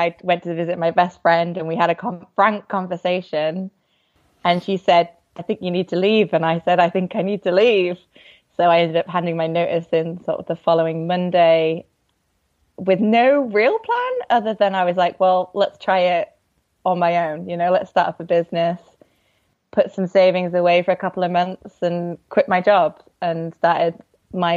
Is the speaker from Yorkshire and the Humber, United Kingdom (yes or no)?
yes; Yorkshire and the Humber, United Kingdom; moved away; also born or lived in Bali / Taiwan; I'm from Yorkshire. Yorkshire is a very big county, but yeah, so kind of the northern England area